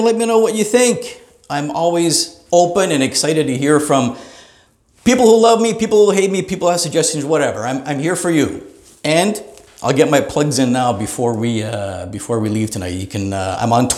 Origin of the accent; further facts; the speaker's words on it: Greater Toronto Area, Ontario, Canada; I'm from the Greater Toronto Area, Canada